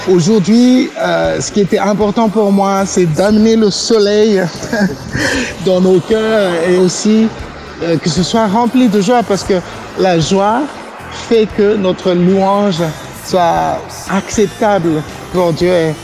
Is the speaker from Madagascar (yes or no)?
yes; Madagascar; also born or lived in Réunion; mon pays Natal, Madagascar